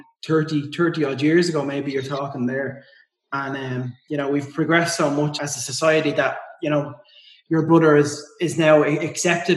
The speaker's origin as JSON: {"language": "English", "town": "Dublin", "region": "Leinster", "country": "Ireland", "said": "two normal blokes, one from Dublin, one from Liverpool"}